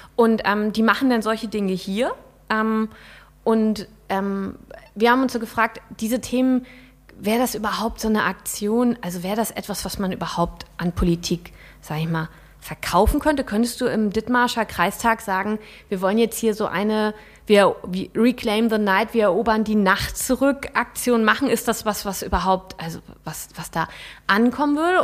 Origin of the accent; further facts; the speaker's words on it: Rendsburg, Schleswig-Holstein, Germany; ich komme ja aus Rendsburg